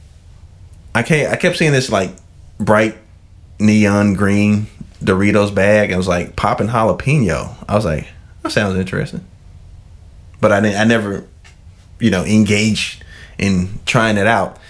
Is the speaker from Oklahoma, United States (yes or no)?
no; Memphis, Tennessee, United States; moved away as an adult; now in Texas, United States; I'm from Memphis